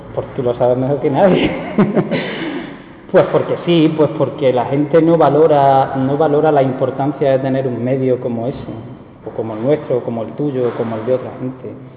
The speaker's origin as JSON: {"language": "Spanish", "town": "Pozoblanco", "region": "Andalusia", "country": "Spain", "said": "Y a mí me gusta mi pueblo"}